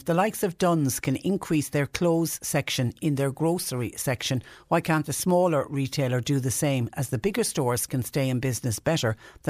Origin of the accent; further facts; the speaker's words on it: Galway, Connacht, Ireland; now in West Cork, Ireland; I live in West Cork, but I'm originally from Galway.